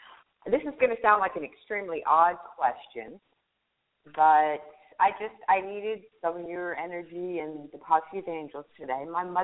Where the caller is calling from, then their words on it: New Mexico, United States; I'm calling from New Mexico.